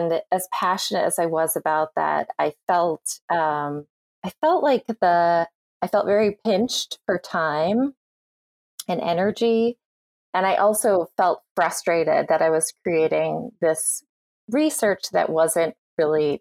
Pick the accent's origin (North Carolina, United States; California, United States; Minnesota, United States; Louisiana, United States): Minnesota, United States; rural; now in New Jersey, United States; I grew up in Minnesota. I currently live in New Jersey, but I grew up in rural Minnesota for the most part.